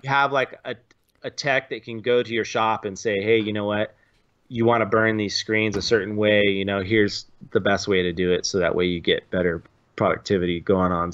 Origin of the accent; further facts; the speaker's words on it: San Luis Obispo, California, United States; also born or lived in Orange County; I was from San Luis Obispo